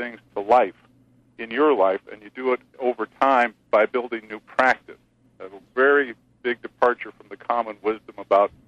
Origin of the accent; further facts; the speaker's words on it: Spokane, Washington, United States; I grew up in Spokane, Washington in the mid to late 60s